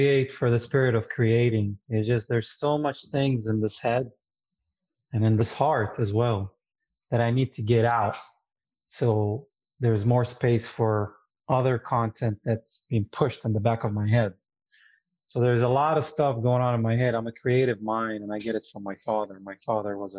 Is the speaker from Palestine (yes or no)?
yes; Jerusalem, Palestine; English is a second language; moved away as an adult; now in United States; I grew up in East Jerusalem, Palestine